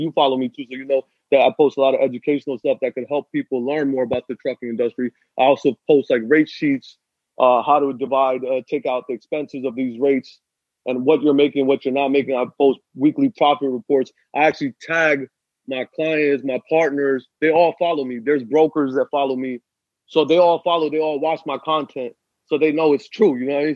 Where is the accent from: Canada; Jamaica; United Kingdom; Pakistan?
Pakistan; I'm Pakistani